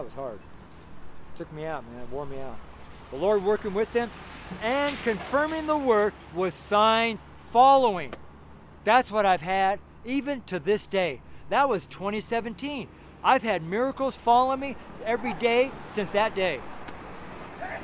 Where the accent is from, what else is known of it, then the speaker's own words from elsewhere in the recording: United States; I'm American, firstborn American, French, Belgium.